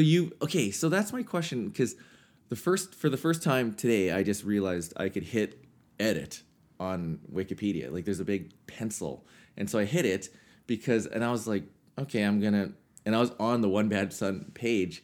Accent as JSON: {"language": "English", "area": "Swift Current", "region": "Saskatchewan", "country": "Canada", "tie": "born or raised there", "said": "growing up in South Current"}